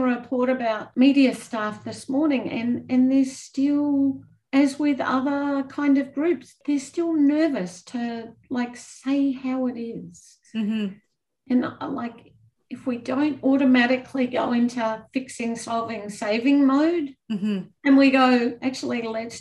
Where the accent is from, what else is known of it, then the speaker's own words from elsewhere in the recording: Australia; moved away as an adult; also born or lived in New Zealand; as an Australian